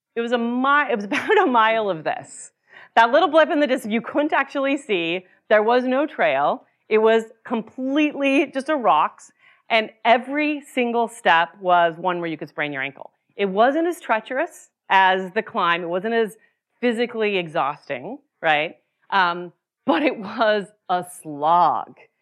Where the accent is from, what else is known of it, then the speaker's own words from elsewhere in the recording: Utah, United States; moved away; I grew up in Utah